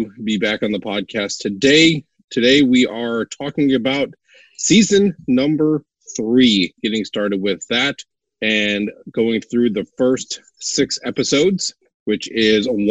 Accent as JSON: {"language": "English", "region": "Wisconsin", "country": "United States", "tie": "born or raised there", "said": "I grew up in Wisconsin"}